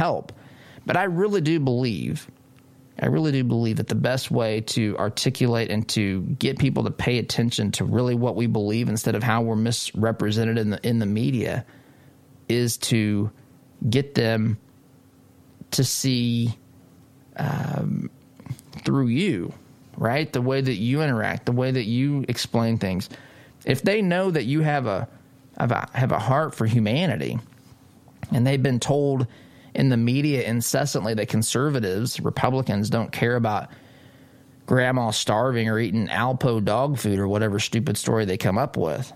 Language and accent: English; Illinois, United States; moved away; I'm from Illinois originally